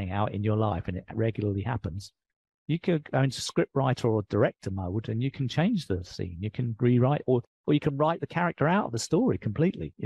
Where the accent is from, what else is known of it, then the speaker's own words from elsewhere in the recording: England, United Kingdom; accent: English; moved away; I'm British. I've got an English accent.